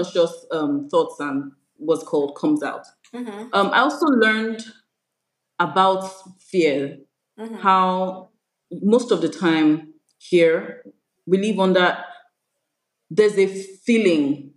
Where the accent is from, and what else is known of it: Nigeria